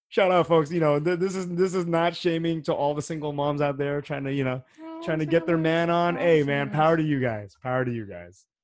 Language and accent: English; United States; I'm American